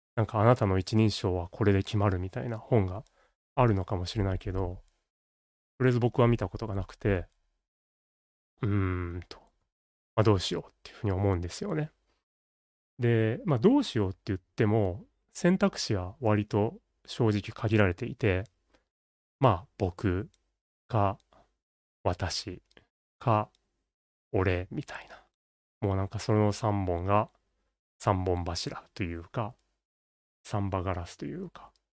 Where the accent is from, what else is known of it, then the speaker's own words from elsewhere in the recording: Kansai, Japan; 僕は関西人